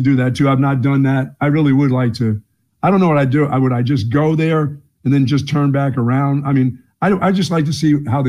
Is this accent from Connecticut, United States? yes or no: no; Greensboro, North Carolina, United States; I was sent from Greensboro, North Carolina when I was in about fourth grade to visit relatives in Philadelphia.